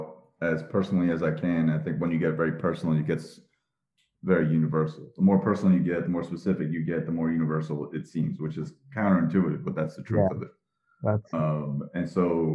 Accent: Parsippany, New Jersey, United States; I grew up in Parsippany, New Jersey

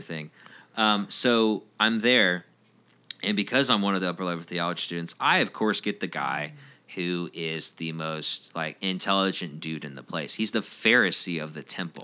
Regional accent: Roswell, Georgia, United States; I grew up in Roswell, downtown Roswell area

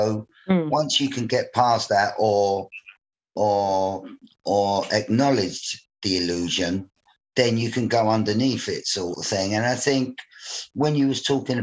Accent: London, United Kingdom; life in the 1960s in Bermondsey, I come from Bermondsey, southeast London

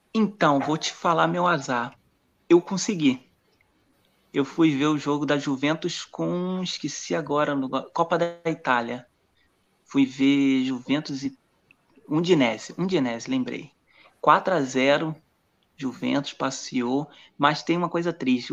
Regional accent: Espírito Santo, Brazil; moved away as an adult; also born or lived in Rio de Janeiro, Brazil; now in Caraguatatuba, Brazil; eu sou do Rio de Janeiro, da capital mesmo, né? E mas os últimos, eu morei 20 anos no Espírito Santo, passei um bom período lá

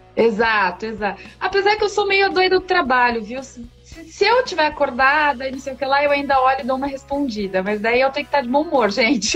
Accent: Brazil; nós, como brasileiros, nós temos essa cultura

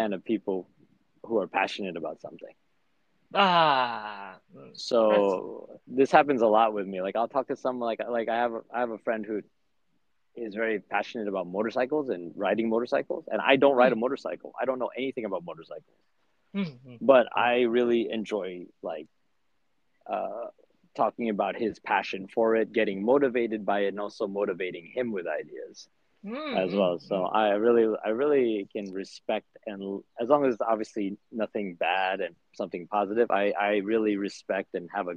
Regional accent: United States; as a teenager in America

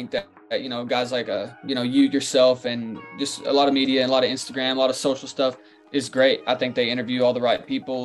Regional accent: Kentucky, United States; I'm from Kentucky, so I was always a UK basketball fan

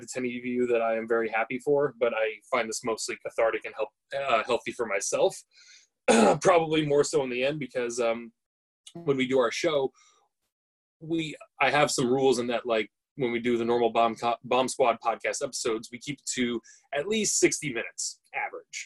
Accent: United States; also born or lived in Oregon; I'm an American living in America currently, and I'm in Oregon.

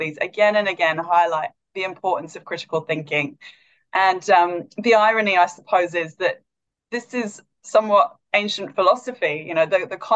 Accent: Wales, United Kingdom; moved away as an adult; also born or lived in London; now in Perth, Australia; I'm originally from Wales in the UK. I've lived in Perth 12 years

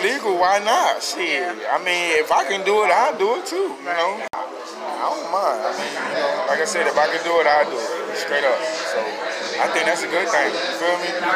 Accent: New Jersey, United States; I'm from the East though, you know, so I'm from up north, Jersey.

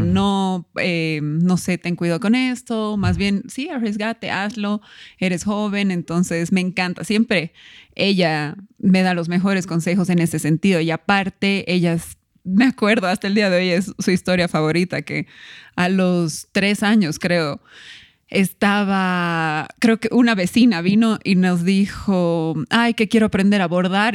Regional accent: Cochabamba, Bolivia; also born or lived in La Paz, Bolivia; vivíamos en La Paz, yo nací en La Paz y nos vinimos a Cochabamba con mi mamá

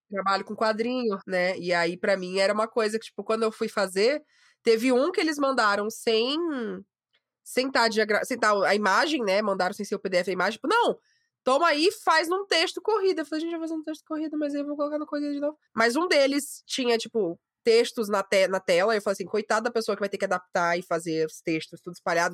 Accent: Maranhão, Brazil

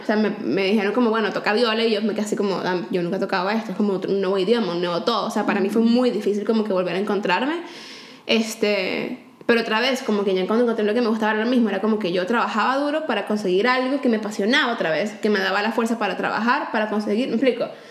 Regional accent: Valencia, Carabobo, Venezuela; also born or lived in Caracas, Venezuela; cuando nos mudamos de Caracas a Valencia

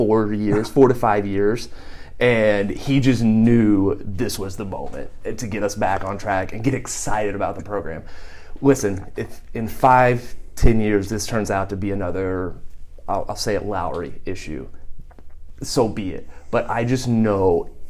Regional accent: Southern Illinois, United States; I'm from Southern Illinois. I'm a Southern Illinois guy

